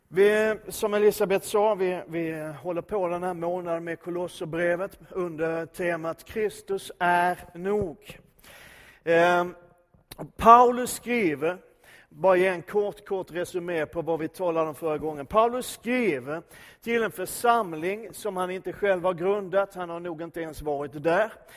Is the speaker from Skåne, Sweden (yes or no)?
yes; Skåne, Sweden; för oss som är infödda svenskar, även om jag är skåning så räknar jag mig som svensk